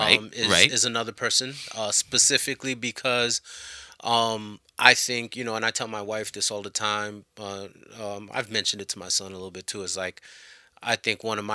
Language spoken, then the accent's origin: English; Haiti; I was born in Haiti